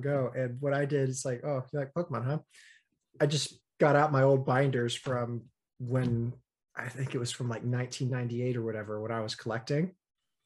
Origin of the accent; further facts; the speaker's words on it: United States; … and I grew up in the States